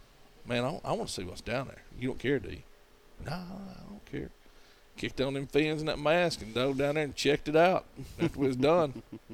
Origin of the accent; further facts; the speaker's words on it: Gadsden, Alabama, United States; North Alabama, Gadsden, Alabama.